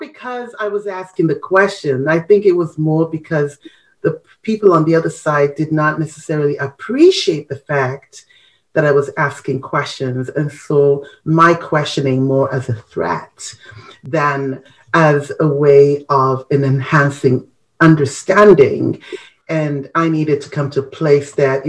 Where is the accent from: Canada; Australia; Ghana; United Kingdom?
Ghana; our culture, you know, as a Ghanaian